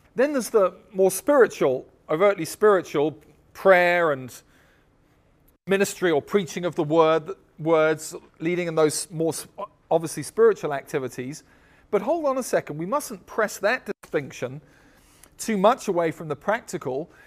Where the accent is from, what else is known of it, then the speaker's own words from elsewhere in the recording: United States; everybody in our church would be American in the sense that we're all from America